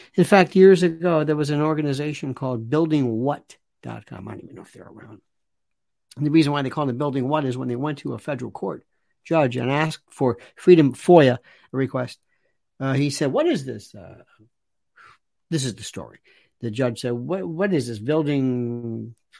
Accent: New York City, New York, United States; I'm a New Yorker

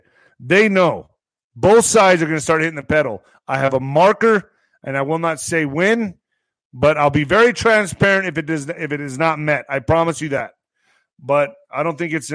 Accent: United States; I'm doing my job as an American citizen, as an American patriot

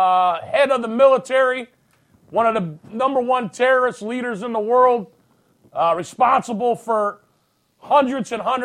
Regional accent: United States; I'm an American

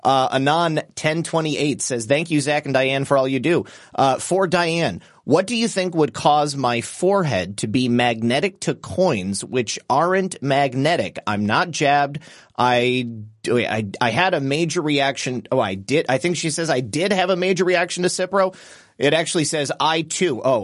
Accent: Michigan, United States; moved away as an adult; now in Florida, United States; I'm from Michigan

